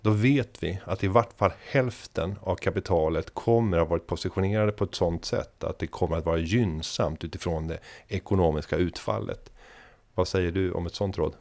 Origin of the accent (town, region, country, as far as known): Sweden